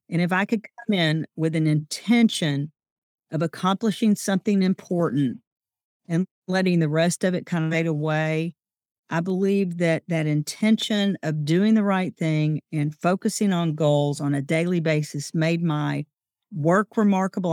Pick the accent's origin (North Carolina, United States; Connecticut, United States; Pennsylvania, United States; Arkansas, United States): Arkansas, United States; Pine Bluff; moved away as an adult; also born or lived in Jonesboro, Arkansas; now in Hot Springs, United States; Growing up in a small town is one of those rare privileges that we have. So, I came from Pine Bluff, Arkansas.